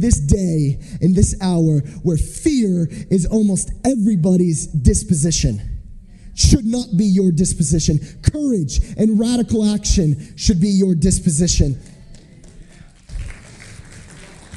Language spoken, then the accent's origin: English; United States; I'm from America